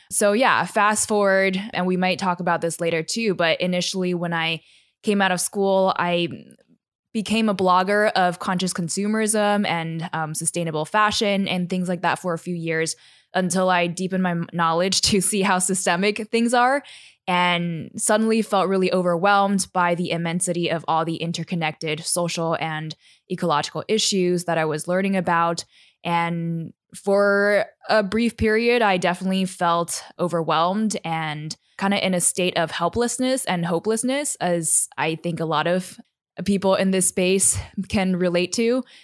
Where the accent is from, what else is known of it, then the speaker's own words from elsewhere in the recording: Taiwan; I'm a third culture kid. So, I was born and raised in Taiwan. And growing up in a city, I didn't really have access to the great outdoors